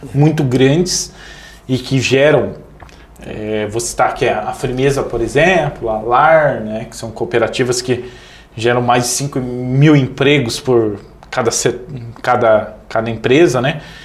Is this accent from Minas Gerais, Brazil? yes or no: no; Missal, Paraná, Brazil; moved away as an adult; eu sou de Missal